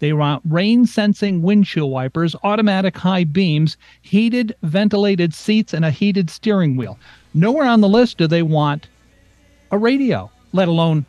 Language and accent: English; New England, United States; I grew up in New England, so a station, one of my favorite stations, rock and roll, was WRKO and WMEX out of Boston.